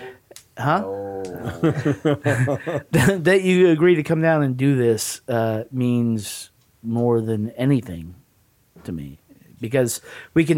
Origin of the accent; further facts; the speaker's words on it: the South, United States; I'm from the South